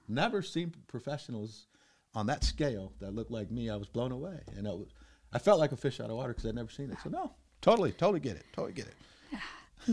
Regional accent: Cedar Rapids, Iowa, United States; we're from Cedar Rapids

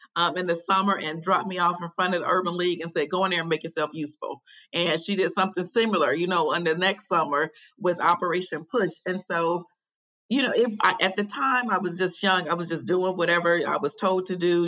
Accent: Chicago, Illinois, United States; now in Raleigh, United States; I currently live in Raleigh, North Carolina, but I'm originally from Chicago, Illinois, born and raised on South Side

